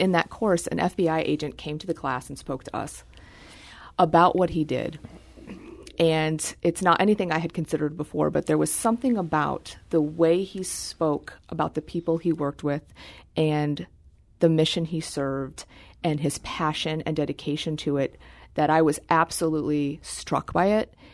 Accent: Terre Haute, Indiana, United States; moved away; I am from Terre Haute, Indiana

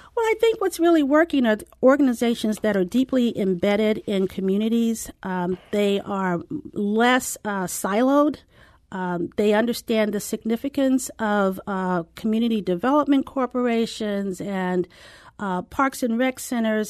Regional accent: St. Louis, Missouri, United States; moved away as an adult; also born or lived in San Diego; I'm from Saint Louis and left right after college

